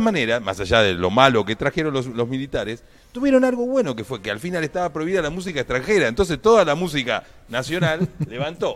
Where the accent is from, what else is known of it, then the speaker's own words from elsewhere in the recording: Viedma, Río Negro, Argentina; De la ciudad de Viedma